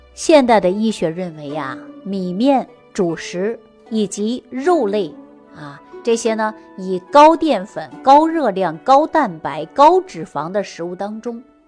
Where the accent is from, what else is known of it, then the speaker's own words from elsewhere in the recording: China; 作为我们中国人